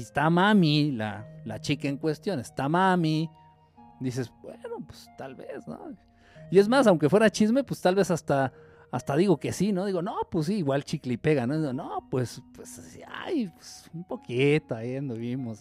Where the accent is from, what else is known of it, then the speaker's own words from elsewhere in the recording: Mexico; siendo mexicano